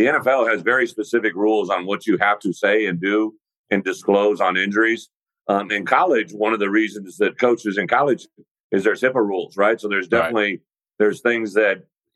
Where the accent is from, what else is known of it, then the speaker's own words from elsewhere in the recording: Illinois, United States; moved away as an adult; also born or lived in Wisconsin / Arkansas; And then to be here in Illinois, in my home state, this is where I grew up, right? I played Illinois high school football.